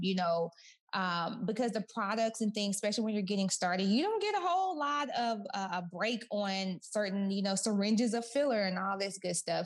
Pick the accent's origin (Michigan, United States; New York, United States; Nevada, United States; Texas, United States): Texas, United States; Kaufman; moved away as an adult; also born or lived in Orange County, California; I'm from Kaufman, Texas